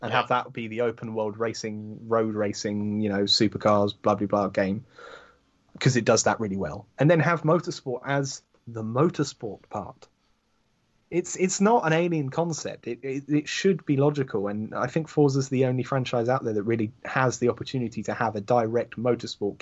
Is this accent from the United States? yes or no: no; United Kingdom; I'm British